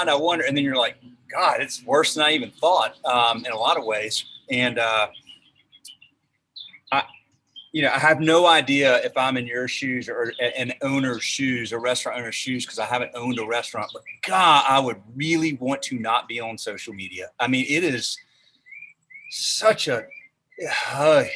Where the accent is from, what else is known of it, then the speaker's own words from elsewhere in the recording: the South, United States; I'm from the South